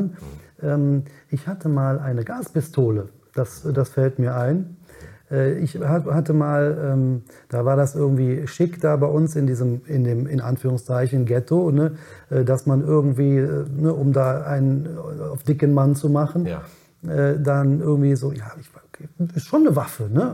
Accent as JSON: {"language": "German", "town": "Cologne", "region": "North Rhine-Westphalia", "country": "Germany", "tie": "born or raised there", "said": "bin in Köln geboren, in Ja. Köln aufgewachsen"}